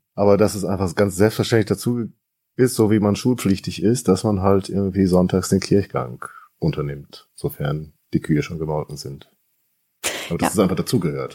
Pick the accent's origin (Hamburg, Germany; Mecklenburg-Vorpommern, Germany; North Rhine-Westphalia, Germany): North Rhine-Westphalia, Germany; now in Berlin-Brandenburg, Germany; ich komme ja ursprünglich aus Westfalen